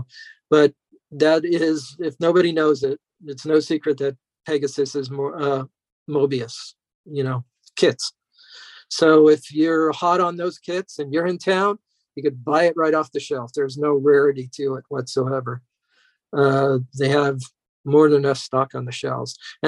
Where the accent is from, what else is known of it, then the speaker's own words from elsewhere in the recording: New York, United States; As a kid, I grew up in New York, and I was luckily was taken to a place called Polk's Hobby.